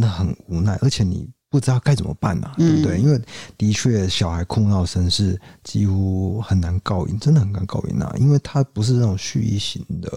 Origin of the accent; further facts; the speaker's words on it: Kaohsiung, Taiwan; 我们高雄人哦，都会去那个高雄火车站附近补习